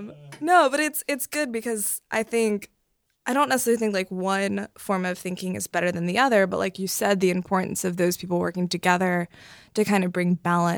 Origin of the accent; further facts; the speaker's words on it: North Carolina, United States; moved away as an adult; now in San Francisco, United States; I am from North Carolina.